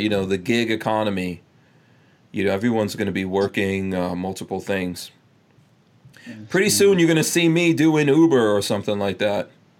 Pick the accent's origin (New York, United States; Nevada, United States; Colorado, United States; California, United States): New York, United States; moved away; So when I was growing up in New York and I would go to the airport to pick up someone